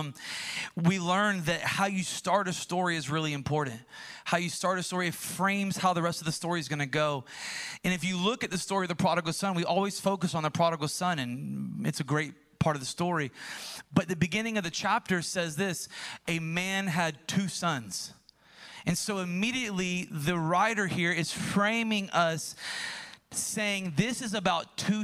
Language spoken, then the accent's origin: English; United States; growing up in America, in an American church